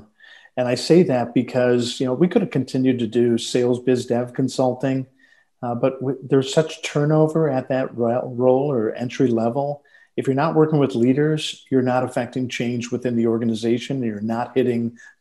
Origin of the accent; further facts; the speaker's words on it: Detroit, Michigan, United States; born and raised in Detroit, Michigan